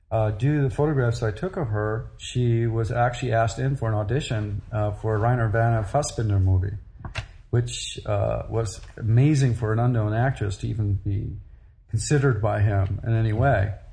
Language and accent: English; Chicago, Illinois, United States; also born or lived in Europe / San Francisco; I went to first grade school in San Francisco. I was born in Chicago, and that was about it. The rest of the time, I lived in Europe